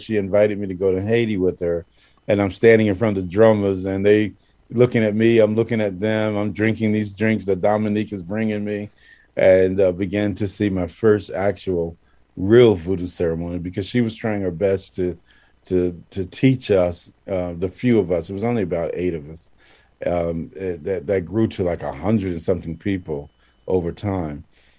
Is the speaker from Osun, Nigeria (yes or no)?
yes; Ile-Ife, Osun, Nigeria; I'm from Ile Ife, you know, I'm down without the hall. I can play drums.